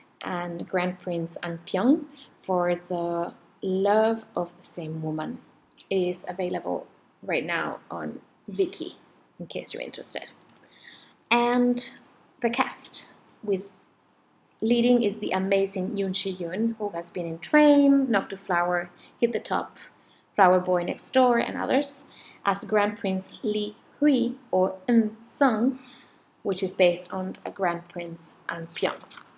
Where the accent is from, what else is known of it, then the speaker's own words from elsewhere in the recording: Chile; also born or lived in France; now in Asia; I'm originally from Chile and France. But currently, we live with my family in somewhere in Asia.